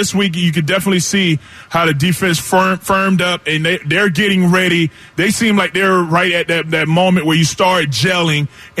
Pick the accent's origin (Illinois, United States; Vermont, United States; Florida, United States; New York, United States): Florida, United States; moved away as an adult; now in Philadelphia, United States; I like being from the South, coming up in Florida